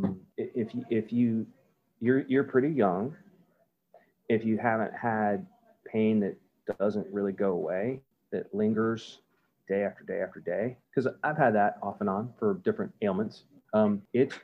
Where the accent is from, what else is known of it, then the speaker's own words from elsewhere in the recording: St. Petersburg, Florida, United States; also born or lived in New Jersey / Northeast US / North Carolina; now in Tampa, United States; I grew up in South St. Pete, you know, rode my bike to Bay Point Middle School. And I ended up going to Canterbury High School